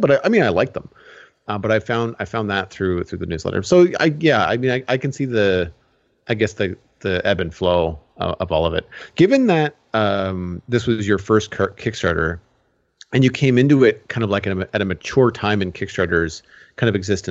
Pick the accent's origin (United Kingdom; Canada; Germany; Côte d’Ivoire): Canada; you and I both being Canadian